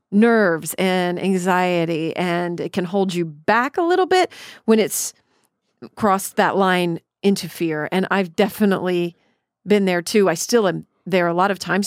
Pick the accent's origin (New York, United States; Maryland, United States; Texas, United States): Texas, United States; Killeen; where I grew up in Killeen, Texas